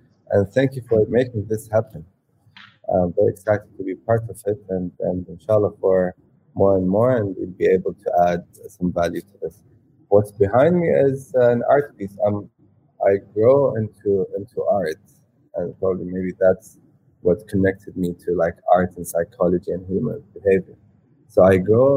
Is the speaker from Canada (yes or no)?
no; Saudi Arabia; moved away as an adult; also born or lived in United Kingdom / California; I'm first born and raised in Saudi, and grew up all my childhood there, and then moved to the UK to kind of study and do my university.